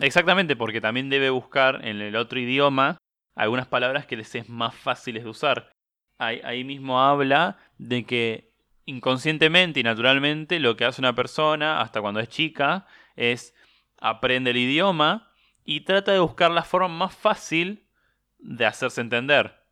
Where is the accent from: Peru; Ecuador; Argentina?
Argentina; nosotros hablamos así por, bueno, justamente porque éramos el granero del mundo, porque los italianos venían para acá